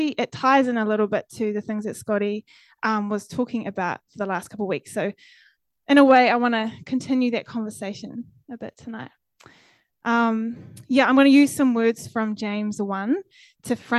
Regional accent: Fairlie, Canterbury, New Zealand; moved away as an adult; also born or lived in Dunedin; I grew up in Fairlie in the South Island

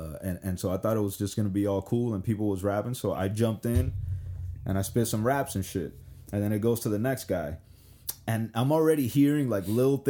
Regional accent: Miami, Florida, United States; also born or lived in New York; And Kendall, compared to like all the other places in Miami, was actually kind of soft. But like, let me tell you, growing up in Kendall, this shit was infested with gangs, bro. There was gangs everywhere.

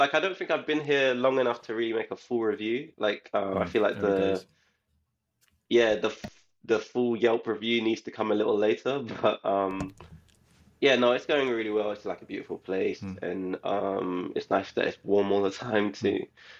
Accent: London, United Kingdom; born or raised there; moved away as an adult; also born or lived in Leicester; now in Santa Monica, United States

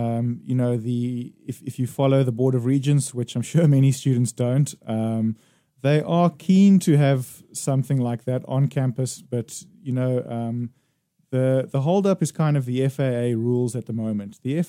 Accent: South Africa; also born or lived in Thailand; now in South Dakota, United States; I'm originally from South Africa

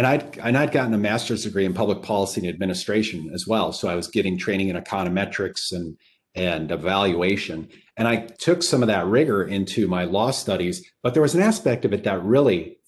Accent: Upper Peninsula of Michigan, United States; I grew up in the Upper Peninsula of Michigan and I didn't know any lawyers. I grew up on a farm

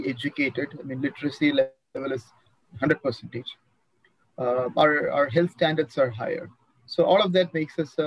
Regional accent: South India, India; moved away as an adult; also born or lived in United States; I'm back in my hometown with my parents

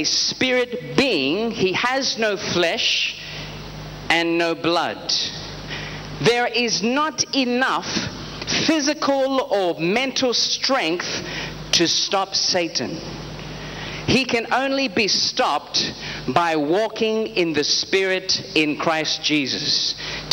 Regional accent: Australia; I am an evangelist under Prophet T.B. Joshua, and I am from Australia

